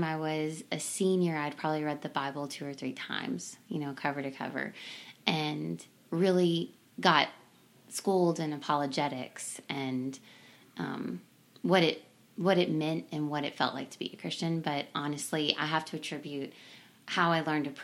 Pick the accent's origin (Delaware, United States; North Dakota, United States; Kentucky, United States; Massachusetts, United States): Kentucky, United States; Simpsonville; I grew up in Kentucky, in Simpsonville, Kentucky.